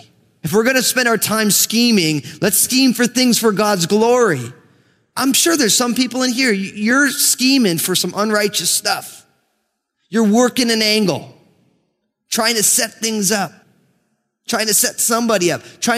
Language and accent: English; New Jersey, United States; I grew up in New Jersey, and my family came out of Brooklyn